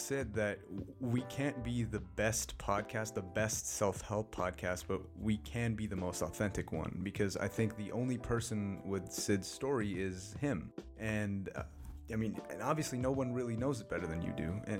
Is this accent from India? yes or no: yes; North India, India; also born or lived in Delhi / Bangalore / Mumbai; now in United States; So I grew up in North India, moved down to Delhi, moved to Bangalore, then Mumbai, then came to the States.